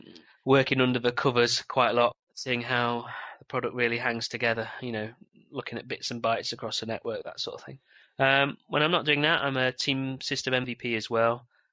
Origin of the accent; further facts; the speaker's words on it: England, United Kingdom; now in Northern Ireland, United Kingdom; As you can tell from my accent, I'm from the sunny England, and it's actually quite sunny over here at the minute. I actually live in Northern Ireland